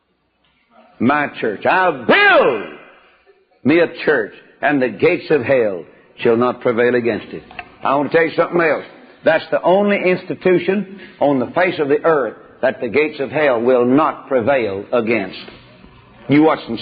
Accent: Dawson, Texas, United States; my hometown of Dawson, Texas, over on the other side of Corsicana

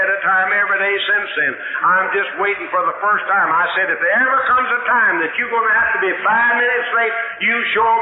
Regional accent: West Texas, United States; I grew up out in West Texas

